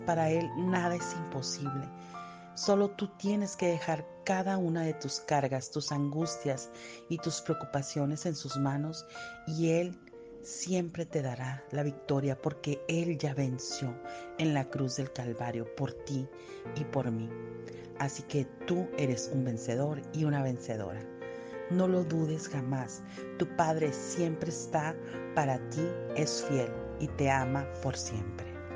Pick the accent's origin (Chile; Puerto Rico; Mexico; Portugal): Mexico; Soy de México